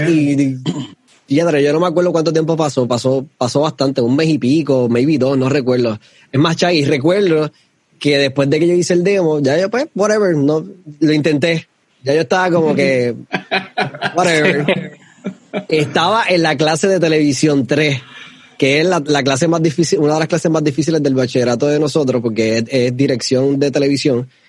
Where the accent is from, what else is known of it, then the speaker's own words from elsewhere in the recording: Ponce, Puerto Rico; Yo nací en Ponce, sea, eh, somos de Ponce